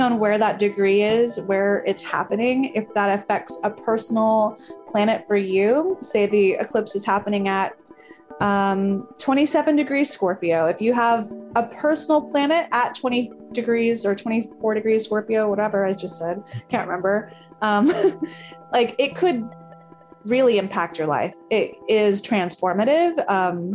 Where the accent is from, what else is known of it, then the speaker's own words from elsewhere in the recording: the American South, United States; I'm from the American South